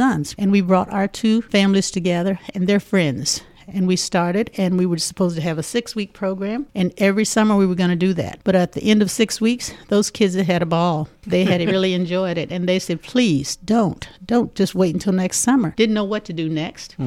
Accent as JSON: {"language": "English", "region": "Louisiana", "country": "United States", "moved": "yes", "lives_now": "Muncie, United States", "said": "I am from Louisiana"}